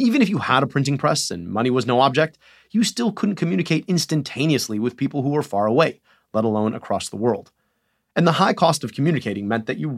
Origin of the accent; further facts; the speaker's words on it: Michigan, United States; my home state of Michigan